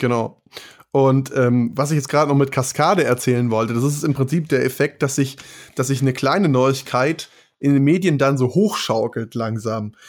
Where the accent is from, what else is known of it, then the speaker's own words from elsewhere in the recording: Germany; bei uns in Deutschland